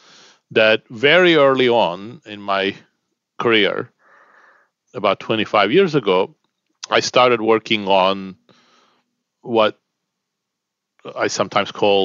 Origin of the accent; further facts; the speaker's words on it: Istanbul, Turkey; moved away as an adult; also born or lived in United Kingdom; I was born in Istanbul, Turkey, and I grew up in Istanbul until the age of 19 when I moved to the UK to study